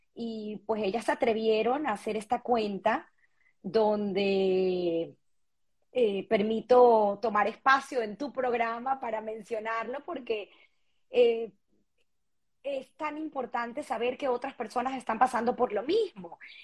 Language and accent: Spanish; Venezuela; moved away; somos venezolanos